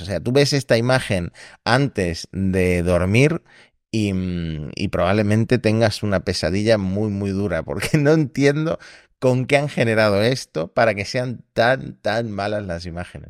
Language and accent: Spanish; Argentina; now in Spain; soy argentino, pero llevo demasiado tiempo viviendo en España